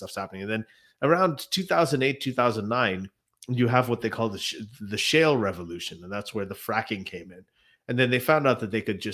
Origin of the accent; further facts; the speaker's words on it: Saudi Arabia; I grew up in Saudi Arabia